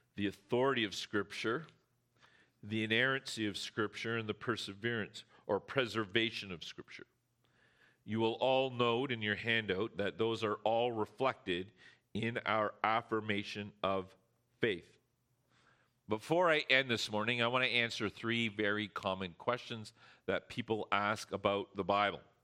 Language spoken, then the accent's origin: English; Canada; we're Canadian